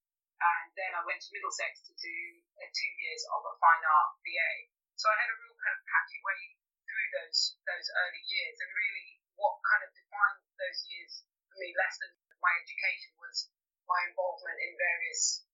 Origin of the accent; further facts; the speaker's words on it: Greece; moved away as an adult; also born or lived in London; I grew up in Greece, and I moved to London when I was 18 to study chemistry